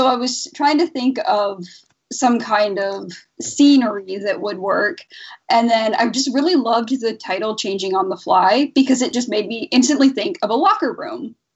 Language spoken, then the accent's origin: English; Canada; I'm Canadian